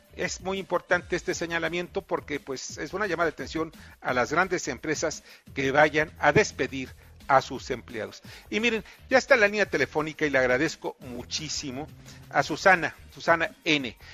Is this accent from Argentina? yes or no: no; Mexico; mi reconocimiento como mexicano